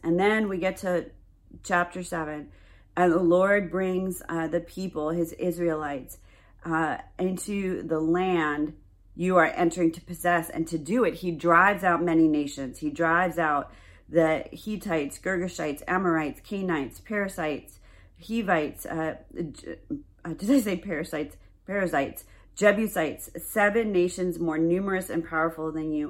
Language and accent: English; New York, United States; my home state of New York